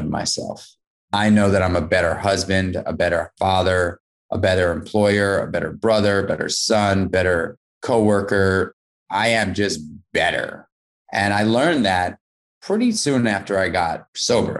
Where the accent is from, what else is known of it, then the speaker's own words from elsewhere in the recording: New York City, New York, United States; I grew up in New York City as a kid